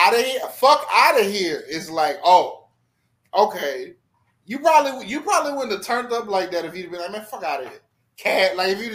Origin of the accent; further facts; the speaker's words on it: New York City, New York, United States; Like, man, I'm from New York City.